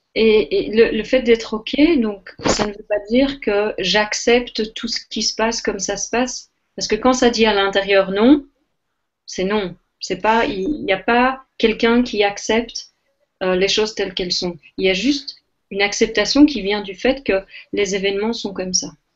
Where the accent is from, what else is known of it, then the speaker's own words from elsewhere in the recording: Belgium; je suis belge, je suis belge d'origine